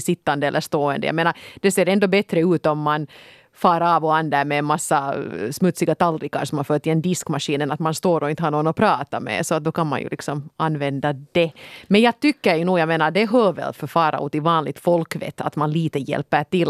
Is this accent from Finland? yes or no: yes; Finland; jag är deckarförfattare från Finland